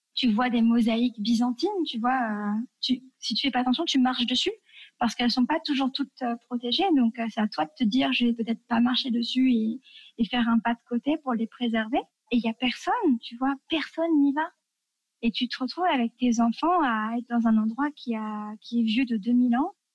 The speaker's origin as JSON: {"language": "French", "country": "France", "also_born_or_lived": "Tunisia", "moved": "as an adult", "said": "quand on est français"}